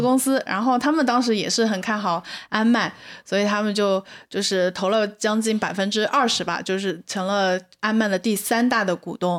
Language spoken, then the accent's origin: Chinese; China; 我们中国人